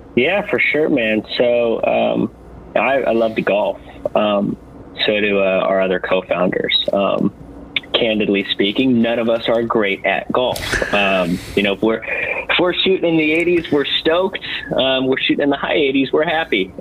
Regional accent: California, United States; we're all from California

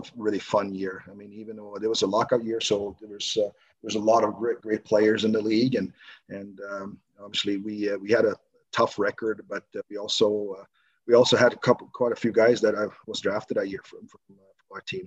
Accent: Stockholm, Stockholm County, Sweden; moved away as an adult; also born or lived in Huddinge; born and raised in southern southern part of Stockholm

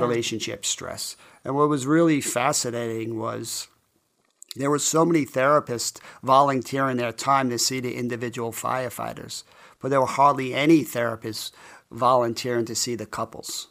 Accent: New York City, New York, United States; I grew up in College Point, Queens, which is a pretty tough blue-collar neighborhood.

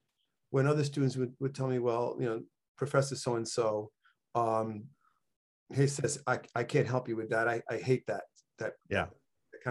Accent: New York City, New York, United States; moved away; also born or lived in Cayey, Puerto Rico; I came from the South Bronx

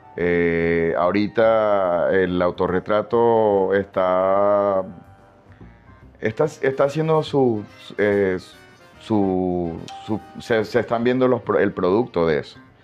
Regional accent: Maracaibo, Zulia, Venezuela; más que venezolano pues, me puedo identificar como maracucho

